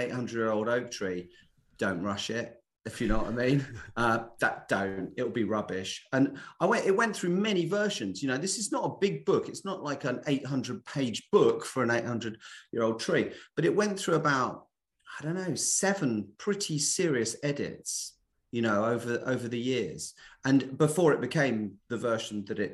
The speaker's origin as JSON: {"language": "English", "region": "London", "country": "United Kingdom", "tie": "born or raised there", "also_born_or_lived": "Essex", "moved": "yes", "said": "I was brought up in West London. So I'm very much a Londoner at heart or something. So I grew up in West Ealing"}